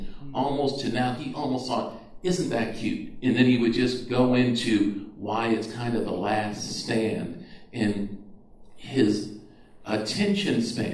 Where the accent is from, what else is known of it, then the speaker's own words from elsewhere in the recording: just outside of Boston, Massachusetts, United States; We grew up just outside of Boston, Massachusetts